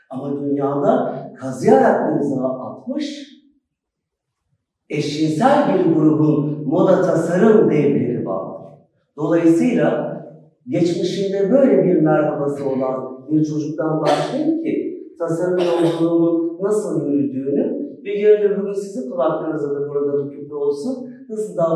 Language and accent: Turkish; Turkey; also born or lived in Schwabach, Germany; Almanya'da doğdum, Türkiye'ye geldim.